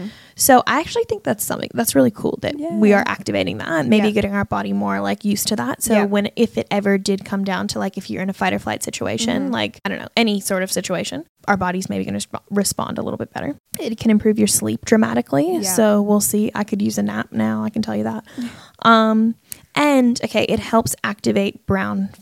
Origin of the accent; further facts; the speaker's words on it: Canada; now in Australia; I'm Canadian